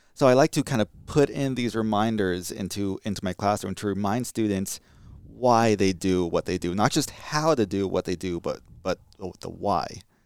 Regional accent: California, United States; moved away; I'm from California.

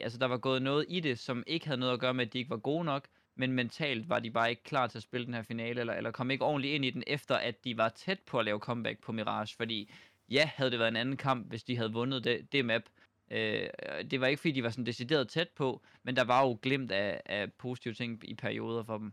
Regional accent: Denmark; når vi er danskere

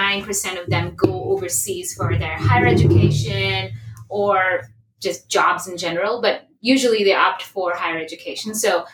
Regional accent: Kolkata, West Bengal, India; born there; also born or lived in New Delhi; So I was born in Calcutta, India, and then our family in general was moving around a little bit because my dad's job

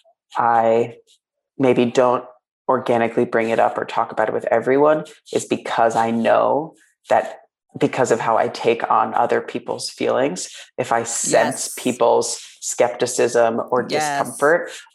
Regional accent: New York, United States; I grew up in New York

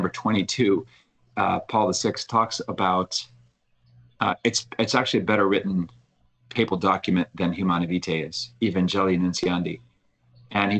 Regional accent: Halifax, Nova Scotia, Canada; my hometown of Halifax.

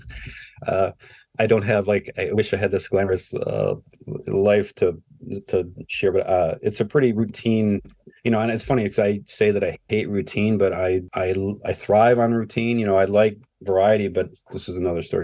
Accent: Ohio, United States; i was born and raised here in ohio

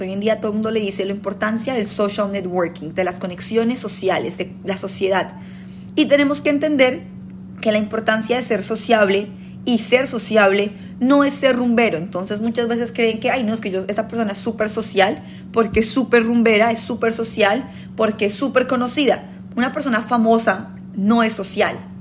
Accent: Colombia; moved away; somos colombianos

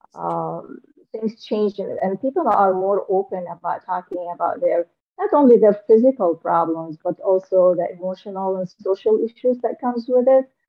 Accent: Damascus, Damascus Governorate, Syria; moved away as an adult; also born or lived in Aleppo, Syria; now in United States; I came from Syria. I was born in Damascus, Syria.

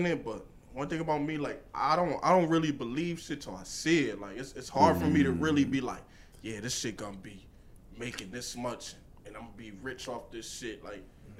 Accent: Bridgeport, Connecticut, United States; I'm from Bridgeport

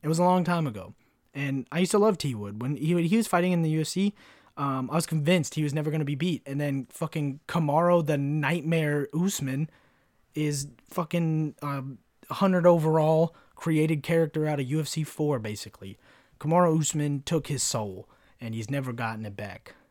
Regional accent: Kentucky, United States; now in Florida, United States; where I grew up in Kentucky

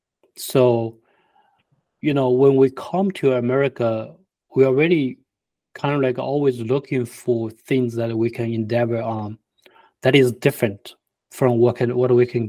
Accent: China; English is a second language; now in United States; We came from China. We never, you know, had a lot before.

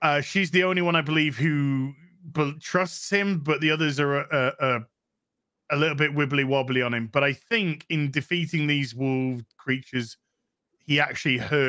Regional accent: United Kingdom; I'm a Brit.

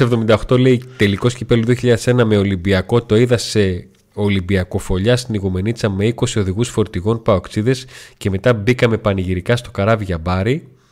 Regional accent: Volos, Thessaly, Greece; στην πόλη που, που γεννήθηκα και μεγάλωσα, που ήταν εντελώ αφιλόξενη

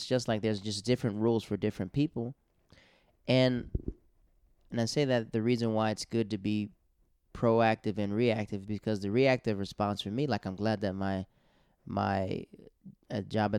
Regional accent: Montgomery, Virginia, United States; I'm from Montgomery, Virginia.

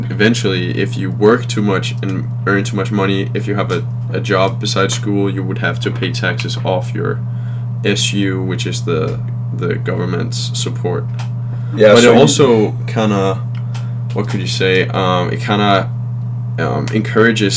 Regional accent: near Copenhagen, Capital Region of Denmark, Denmark; English is a second language; also born or lived in Fishers, Indiana, United States; we're two lads from 20 minutes away from Copenhagen.

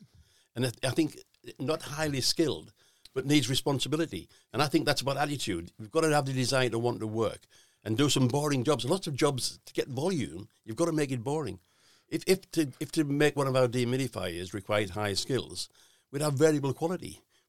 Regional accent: North East England, United Kingdom; I'm from the Northeast

